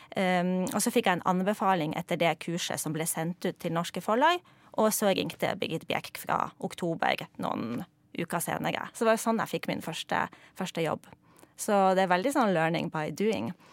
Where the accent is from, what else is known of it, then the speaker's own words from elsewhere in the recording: Poland; er jeg jo polsk